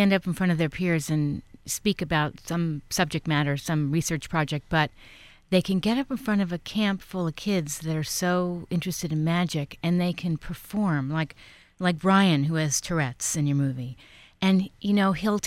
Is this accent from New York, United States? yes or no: yes; New York, United States; I grew up in New York, but I was young